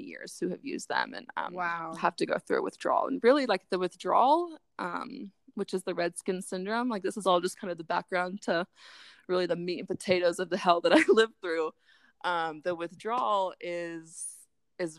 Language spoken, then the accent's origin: English; Chico, California, United States; my hometown, Chico